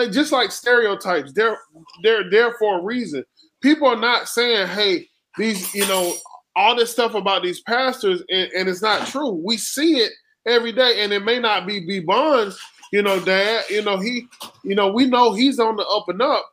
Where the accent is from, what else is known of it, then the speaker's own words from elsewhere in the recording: the South, United States; I grew up in the South